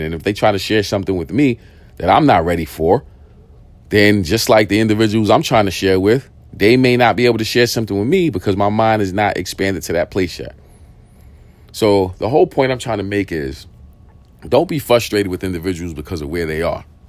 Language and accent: English; New York City, New York, United States; I grew up in East New York. I grew up in the projects